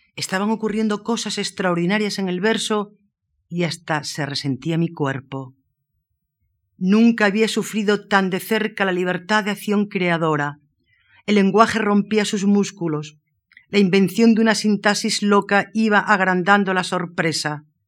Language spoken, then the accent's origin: Spanish; Moraleja, Extremadura, Spain; born or raised there